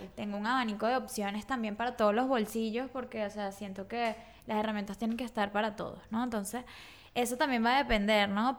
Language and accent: Spanish; Caracas, Capital District, Venezuela; moved away as an adult; also born or lived in Margarita Island; yo soy de Caracas y me mudé a Margarita